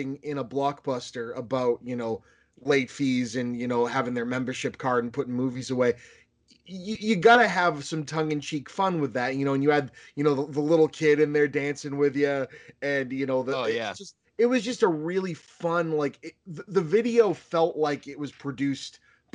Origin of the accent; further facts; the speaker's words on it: Boston, Massachusetts, United States; I'm from Boston